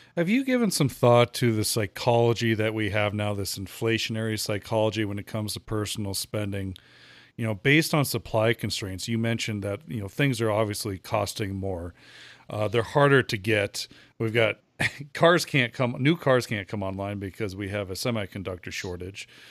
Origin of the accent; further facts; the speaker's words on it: United States; being an American here